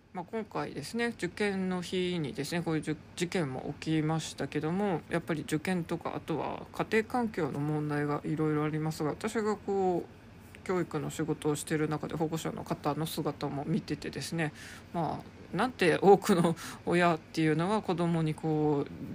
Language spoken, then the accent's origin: Japanese; Hokkaido, Japan; 北海道で一番偏差値の高いまあ、北海道の中だと本当に超ウルトラスーパー進学校という扱いで結構天才扱いされる高校出身